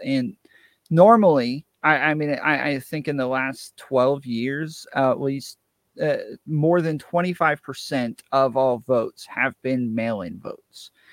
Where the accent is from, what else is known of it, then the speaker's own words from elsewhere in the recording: New York, United States; now in Atlanta, United States; I'm originally from New York